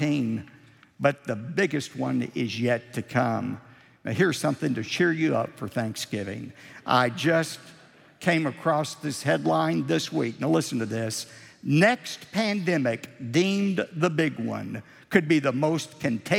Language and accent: English; United States; as American Christians